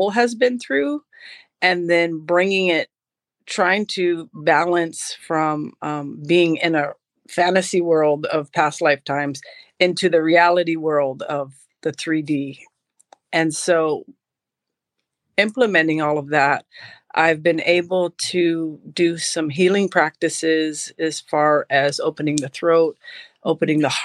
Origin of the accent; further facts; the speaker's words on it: Hawaii, United States; I was born in Hawaii